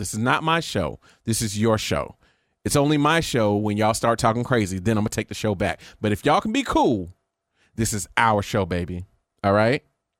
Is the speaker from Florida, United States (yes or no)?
yes; Florida, United States; I want to be the head coach. And Mickey Andrews told him